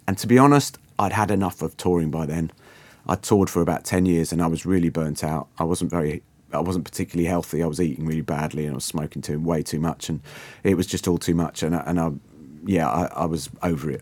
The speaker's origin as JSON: {"language": "English", "country": "Guernsey", "tie": "born or raised there", "also_born_or_lived": "London", "moved": "as an adult", "said": "I'm originally from Guernsey in the Channel Islands, uh, from a quite, uh, quite a little island of sixty-five thousand people for all my kind of, you know, teens and early twenties"}